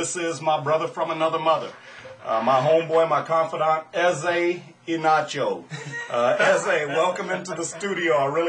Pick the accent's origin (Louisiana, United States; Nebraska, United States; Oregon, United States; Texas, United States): Louisiana, United States; but I was born and raised in South Louisiana. Now, to most people, I have no accent.